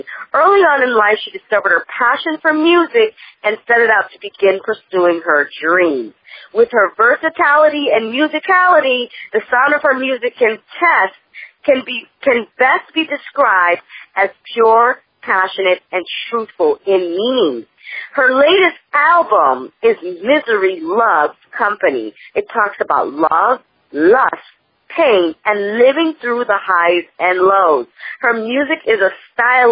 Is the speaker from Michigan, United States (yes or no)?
no; Massachusetts, United States; also born or lived in Maryland; now in California, United States; I'm from Massachusetts